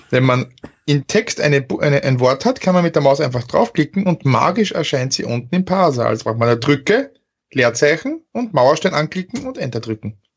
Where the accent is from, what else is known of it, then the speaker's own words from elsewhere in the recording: Burgenland, Austria; ich, ich als, als waschechter Burgenländer, der quasi mit der Weinflasche aufgezogen wurde, darf das vorlesen.